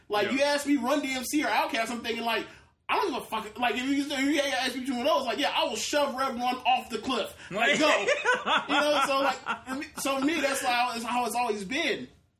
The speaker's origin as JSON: {"language": "English", "town": "Tampa", "region": "Florida", "country": "United States", "tie": "born or raised there", "said": "my entire life I've lived within 20 minutes of Tampa, Florida."}